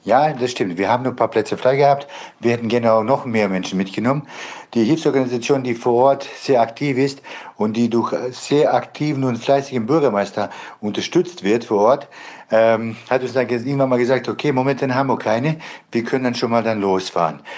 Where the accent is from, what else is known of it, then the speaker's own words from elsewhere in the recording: Bosnia & Herzegovina; now in Germany; Ich komme ursprünglich selber aus Bosnien